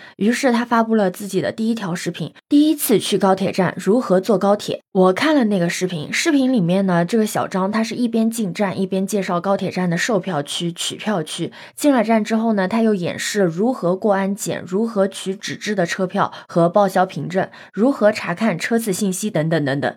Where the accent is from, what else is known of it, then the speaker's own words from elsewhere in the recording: Yancheng, Jiangsu, China; moved away as an adult; 因为我老家是盐城的嘛